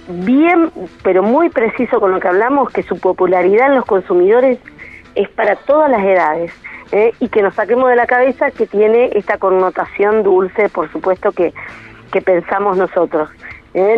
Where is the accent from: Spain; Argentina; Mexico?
Argentina; al norte de nuestro país